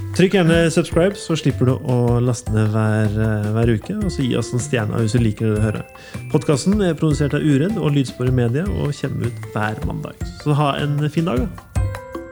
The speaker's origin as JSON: {"language": "Norwegian", "town": "Levanger", "region": "Trøndelag", "country": "Norway", "tie": "born or raised there", "also_born_or_lived": "Tiller, Trondheim", "moved": "yes", "lives_now": "Trondheim, Norway", "said": "Jeg kommer fra Ytterøya, så jeg kommer fra en gård."}